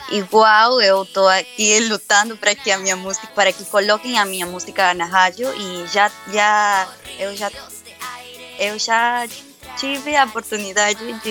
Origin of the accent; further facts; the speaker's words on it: Brazil; Portuguese is a second language; meu português é um pouco enrolado, porque eu não falo muito português, mas eu sou brasileira.